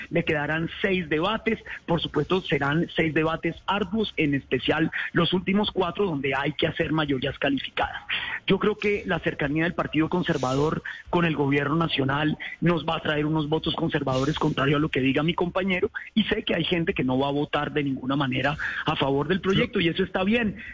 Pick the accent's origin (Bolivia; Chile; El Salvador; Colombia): Colombia; nuestra idiosincrasia como colombianos